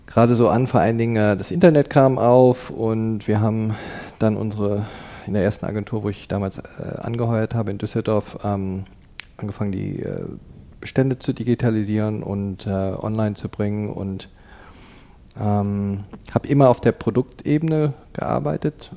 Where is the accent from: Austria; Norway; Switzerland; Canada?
Canada; moved away as an adult; also born or lived in Cologne, Germany; now in Berlin, Germany; in Deutschland in Köln geboren und in Kanada aufgewachsen, ab dem Alter von neun Jahren, habe also meine formativen Jahre in, in Kanada verbracht